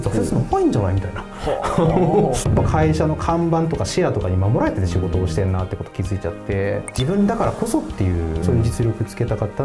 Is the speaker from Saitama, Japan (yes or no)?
yes; Warabi, Saitama, Japan; also born or lived in Hokkaido; なんか北海道の方にいたりとかっていうことがあって小学校に入学する直前ぐらいからもう蕨市でずっとと大学卒業するまで過ごしてましたね